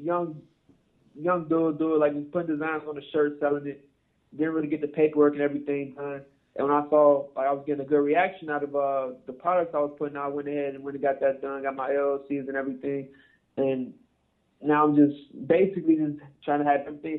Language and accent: English; Chicago, Illinois, United States; moved away as an adult; now in Arizona, United States; No, I'm from Chicago. I just moved out to Arizona 2 years ago.